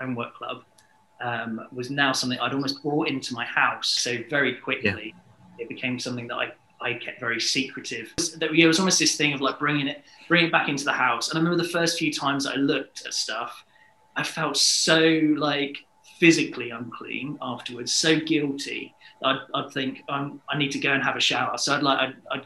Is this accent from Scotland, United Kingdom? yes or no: no; Hastings, South East England, United Kingdom; So I am from Hastings, sunny Hastings, down on the south coast. I haven't moved away from Hastings.